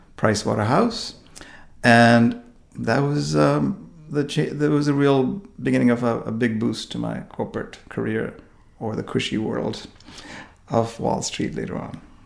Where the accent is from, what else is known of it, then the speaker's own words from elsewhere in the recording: India; moved away as an adult; also born or lived in New York, United States; now in United States; growing up in India and, and finishing all my education there